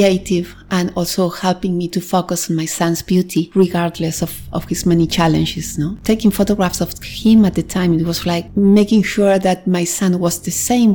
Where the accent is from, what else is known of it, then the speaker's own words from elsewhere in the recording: Argentina; moved away as an adult; also born or lived in New York, United States; now in Barcelona, Spain; I'm originally from Argentina.